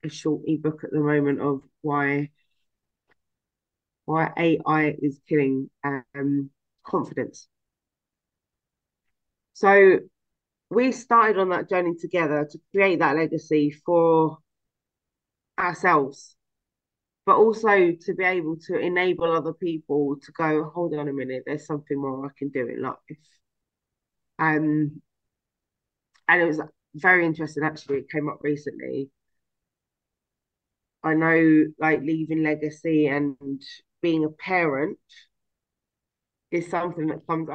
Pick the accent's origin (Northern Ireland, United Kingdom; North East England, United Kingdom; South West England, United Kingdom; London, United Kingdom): London, United Kingdom; I'm from London, so that's what we called that.